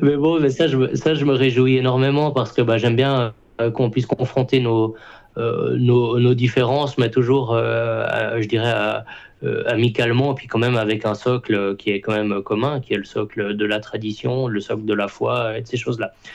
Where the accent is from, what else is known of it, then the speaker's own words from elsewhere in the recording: Switzerland; je suis suisse